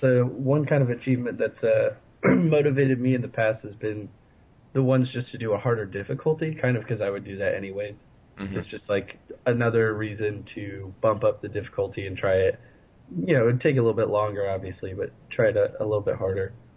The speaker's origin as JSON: {"language": "English", "area": "Fairfax County", "region": "Northern Virginia", "country": "United States", "tie": "born or raised there", "said": "my hometown. They had Fairfax County"}